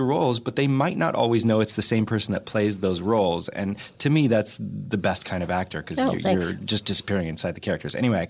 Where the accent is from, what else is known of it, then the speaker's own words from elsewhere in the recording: Whittier, California, United States; I grew up in Whittier